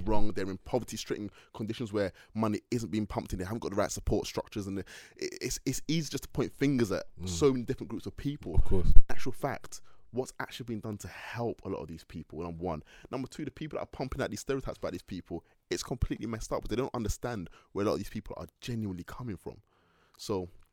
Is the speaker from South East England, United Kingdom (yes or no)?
no; Manchester, North West England, United Kingdom; also born or lived in London; throughout my whole time in Manchester growing up. So growing up in Manchester